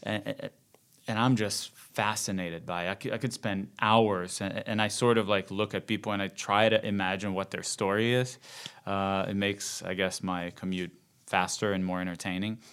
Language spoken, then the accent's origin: English; Rio de Janeiro, Brazil; moved away; Born and raised in Rio